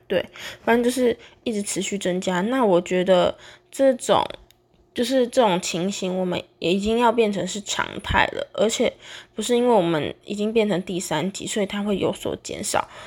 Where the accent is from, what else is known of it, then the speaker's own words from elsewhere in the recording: Taiwan; 我们台湾人也是一个很矛盾的东西